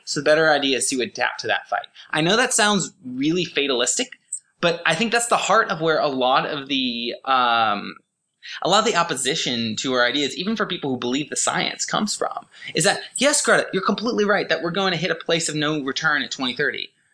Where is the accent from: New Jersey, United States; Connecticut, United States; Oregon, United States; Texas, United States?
Oregon, United States; I'm from Oregon